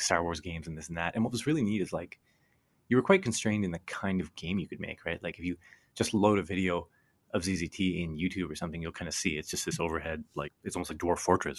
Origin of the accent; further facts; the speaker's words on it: Canada; growing up in Canada, everything was U S, U S, U S